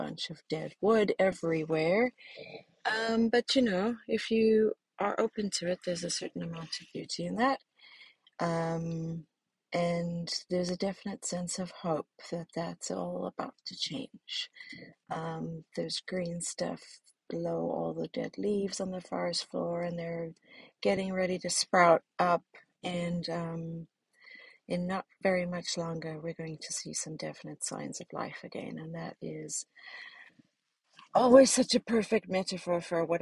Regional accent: South Africa; now in Ohio, United States; my life growing up in South Africa

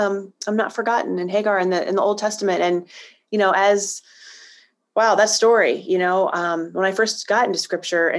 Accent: Northeast Ohio, United States; moved away; I grew up in a really small village in Northeast Ohio

